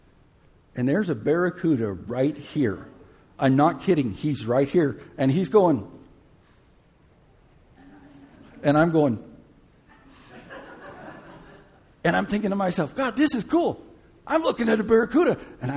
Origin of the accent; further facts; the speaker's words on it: Gulf Coast, United States; I grew up in the Gulf Coast